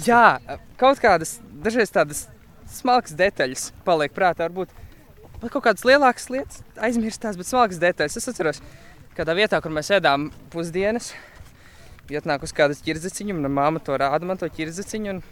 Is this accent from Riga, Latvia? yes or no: yes; Riga, Latvia; Nu, es nāku no Rīgas.